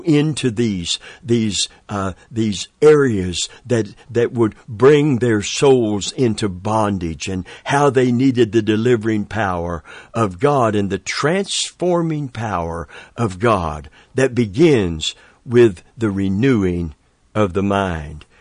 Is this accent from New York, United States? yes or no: no; Tampa, Florida, United States; I'm from Tampa, Florida